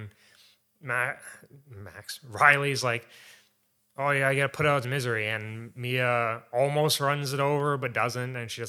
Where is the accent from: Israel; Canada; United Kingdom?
Canada; Because we're Canadian, so.